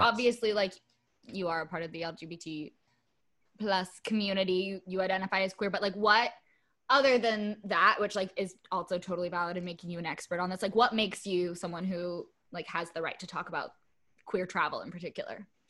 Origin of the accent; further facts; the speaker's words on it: United States; being an American traveling somewhere else